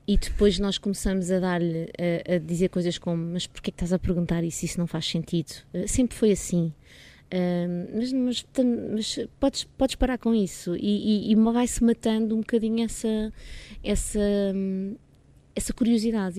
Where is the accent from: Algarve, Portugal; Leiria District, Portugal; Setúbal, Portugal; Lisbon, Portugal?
Lisbon, Portugal; Dona Maria, Caneças area, near; eu nasci em Lisboa, mas, eh, mas vim só nascer a Lisboa, porque vivi sempre em Dona Maria, numa aldeia ali no Conselho de Canessas.